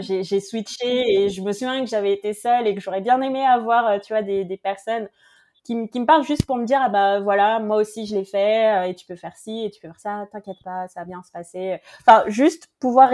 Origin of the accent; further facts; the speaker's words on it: French Guiana; je viens de, de Guyane